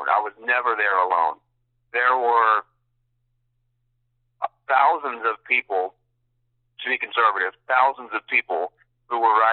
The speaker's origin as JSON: {"language": "English", "country": "United States", "said": "as a veteran and as an American"}